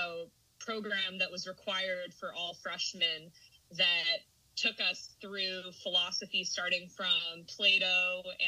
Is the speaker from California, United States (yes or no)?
yes; Huntington Beach, California, United States; moved away as an adult; also born or lived in Washington, D.C.; I grew up in Huntington Beach, California.